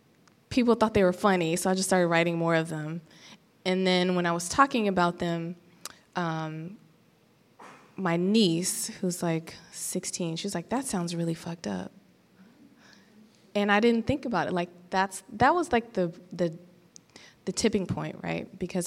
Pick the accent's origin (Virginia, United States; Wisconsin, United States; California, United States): California, United States; Los Angeles; I grew up in Los Angeles